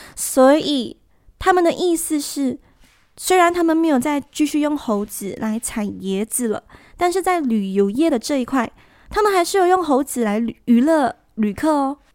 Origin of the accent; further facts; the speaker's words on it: Malaysia; 那我会趁这个长假回我的家乡